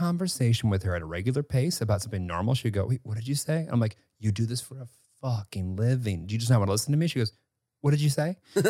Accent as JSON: {"language": "English", "region": "Midwest", "country": "United States", "tie": "born or raised there", "said": "I grew up in the Midwest."}